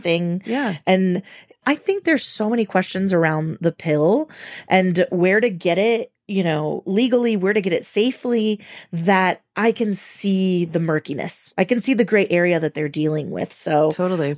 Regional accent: Venezuela; moved away; I'm from Venezuela

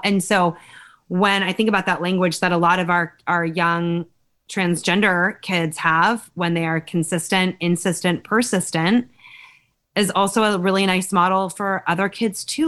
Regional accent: California, United States; I grew up in California

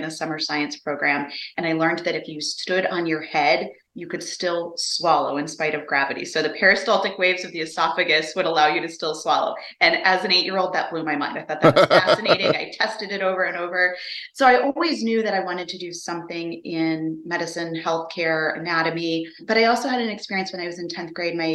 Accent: Minnesota, United States; moved away as an adult; now in North Carolina, United States; I grew up in Minnesota and currently now live in North Carolina

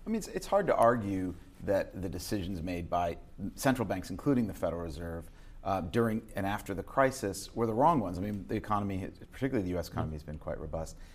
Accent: New York, United States; being a New Yorker

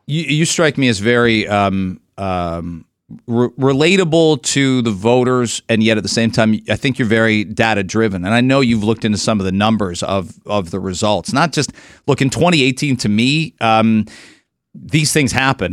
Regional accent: London, Ontario, Canada; now in Toronto, Canada; I grew up in London, and London is, that's a liberal city still

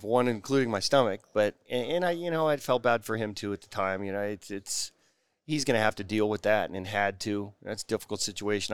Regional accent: Bay Area, California, United States; I grew up in the Bay Area

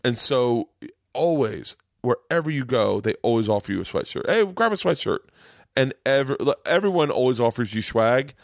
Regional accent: Tampa, Florida, United States; moved away; also born or lived in New York; I grew up in Tampa

